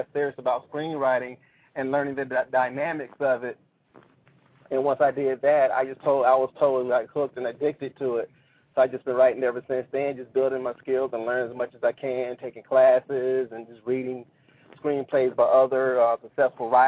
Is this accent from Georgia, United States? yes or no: yes; Warner Robins, Georgia, United States; I'm originally from Warner Robins, Georgia.